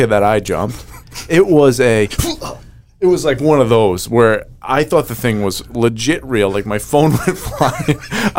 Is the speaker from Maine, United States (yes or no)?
yes; Maine, United States; I'm from Maine